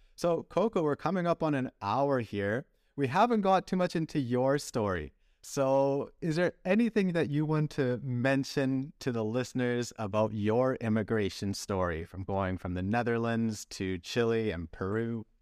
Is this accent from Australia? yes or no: no; Canada; also born or lived in Belgium; I was raised in Canada